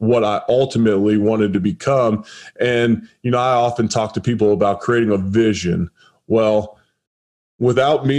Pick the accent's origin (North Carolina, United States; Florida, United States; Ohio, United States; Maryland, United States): Ohio, United States; Cincinnati; I'm originally from Cincinnati